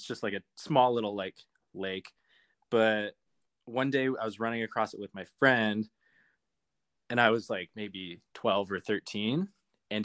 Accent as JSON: {"language": "English", "town": "Calgary", "region": "Alberta", "country": "Canada", "said": "Calgary, Alberta."}